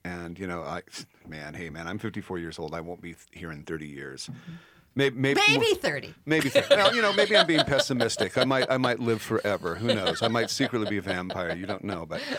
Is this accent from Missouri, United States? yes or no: no; Nebraska, United States; I grew up in Nebraska when the FBI was raiding, Fort Robinson and Chadron because the indigenous peoples were doing the ghost dance.